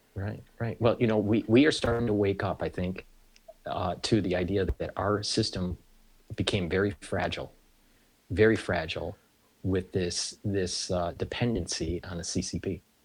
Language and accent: English; United States; being an American